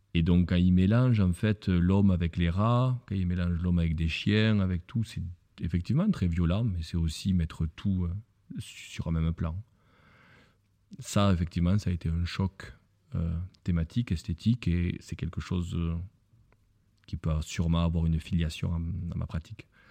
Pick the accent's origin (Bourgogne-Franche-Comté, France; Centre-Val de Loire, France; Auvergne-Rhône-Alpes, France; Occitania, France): Occitania, France; Lourdes; je suis né à Lourdes. Et quand on est né à Lourdes, effectivement, on, porte un poids toute sa vie